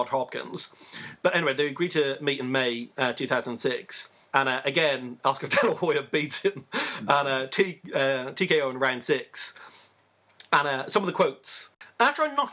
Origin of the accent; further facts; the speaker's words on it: Ireland; accent: Irish; my Irish accent